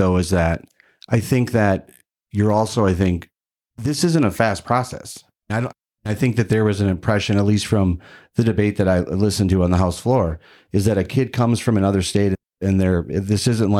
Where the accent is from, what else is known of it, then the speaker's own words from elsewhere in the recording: Minnesota, United States; As a parent, as a Minnesotan, I have a number of concerns about the legislation